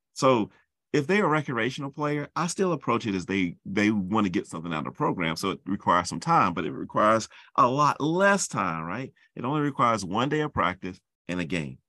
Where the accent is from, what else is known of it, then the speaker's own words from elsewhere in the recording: Charlotte, North Carolina, United States; moved away; I'm from Charlotte, North Carolina